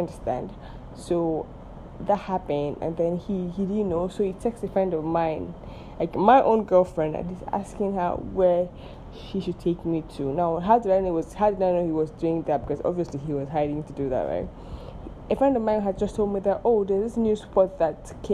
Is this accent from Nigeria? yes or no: yes; Nigeria; I am Nigerian